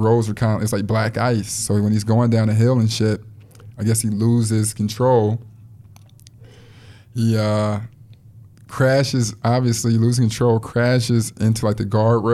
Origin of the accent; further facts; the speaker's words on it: Chicago, Illinois, United States; I'm from Chicago.